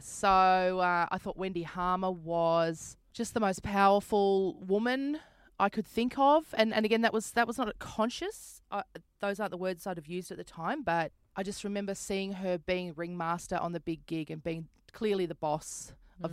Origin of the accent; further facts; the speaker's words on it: Brisbane, Queensland, Australia; moved away as an adult; also born or lived in St Kilda, Melbourne; I'm a comedian from Brisbane